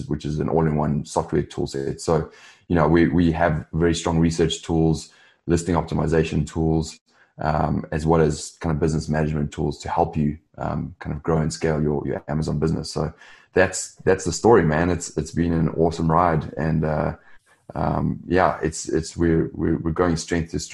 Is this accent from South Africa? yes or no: yes; South Africa; moved away as an adult; also born or lived in London / Los Angeles; I'm originally from South Africa. I grew up there